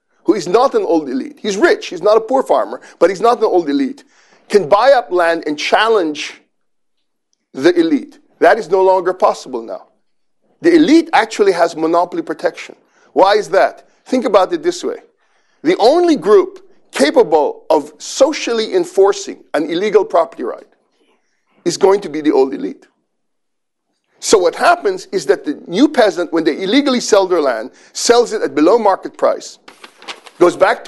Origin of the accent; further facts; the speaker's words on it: Philippines; I've been growing up in the Philippines